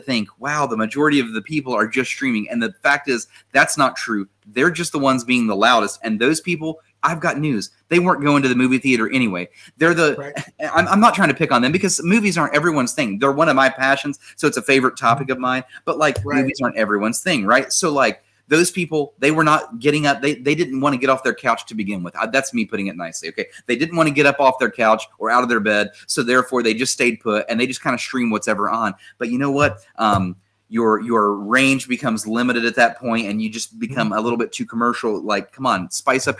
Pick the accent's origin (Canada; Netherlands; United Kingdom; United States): United States; West Virginia; I was from West Virginia